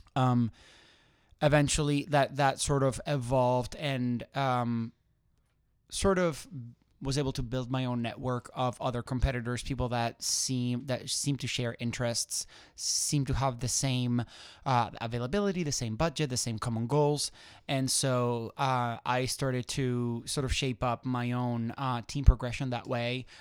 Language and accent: English; Spain; moved away; I'm originally from Spain.